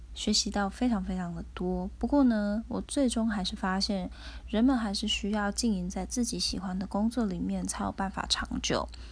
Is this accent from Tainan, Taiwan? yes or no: yes; Tainan, Taiwan; 我是台南人